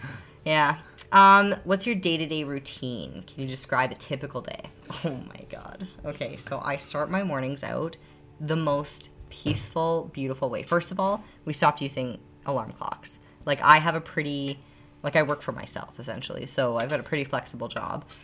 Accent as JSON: {"language": "English", "country": "Canada", "also_born_or_lived": "Calgary, Alberta", "moved": "as an adult", "lives_now": "Panama", "said": "we being Canadian, unless we got citizenship in the US"}